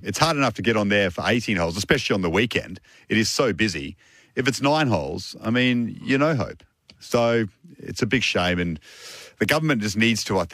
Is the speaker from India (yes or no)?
no; Australia; as an Australian